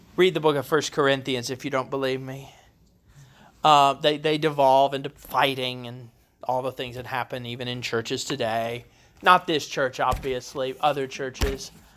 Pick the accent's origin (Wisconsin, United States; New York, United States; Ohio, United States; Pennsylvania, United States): Ohio, United States; Columbus; now in Kentucky, United States; I grew up in Columbus, Ohio, where we swear up and down there are no accents